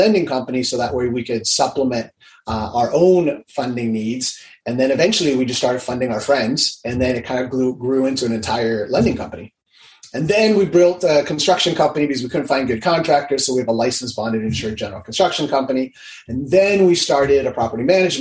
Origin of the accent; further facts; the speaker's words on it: Hawaii, United States; I'm originally from Hawaii